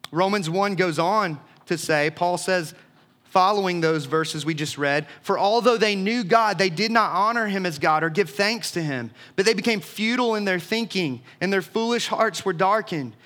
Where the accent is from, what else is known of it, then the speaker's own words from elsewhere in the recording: Leesburg, Georgia, United States; the booming metropolis of my adolescence, Leesburg, Georgia